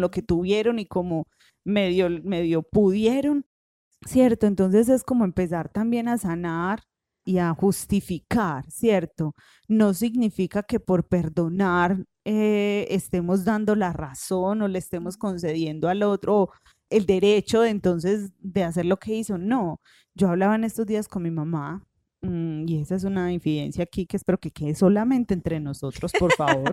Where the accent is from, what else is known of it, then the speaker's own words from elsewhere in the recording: Paisa, Antioquia, Colombia; en paisa nosotros decimos eso